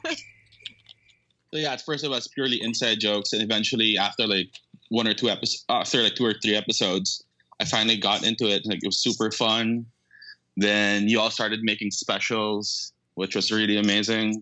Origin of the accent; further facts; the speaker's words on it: Manila, Metro Manila, Philippines; accent: Filipino; moved away as an adult; I was born and raised in Manila.